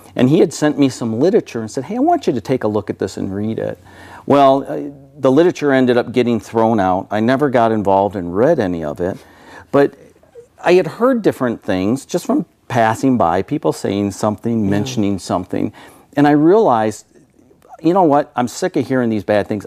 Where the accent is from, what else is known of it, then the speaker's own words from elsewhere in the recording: Michigan, United States; moved away; I was born and raised in Michigan back east